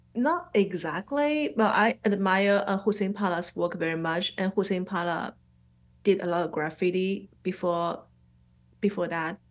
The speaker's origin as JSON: {"language": "English", "region": "Shanghai", "country": "China", "tie": "born or raised there", "also_born_or_lived": "New York", "first_language": "Mandarin", "second_language": "English", "moved": "as an adult", "lives_now": "Atlanta, United States", "said": "Shanghai is my hometown"}